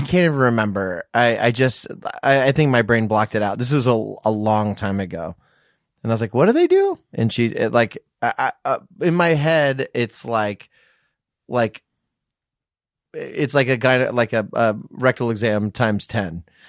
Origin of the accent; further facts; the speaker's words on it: Virginia, United States; moved away; also born or lived in Orange County, California; I'm from Virginia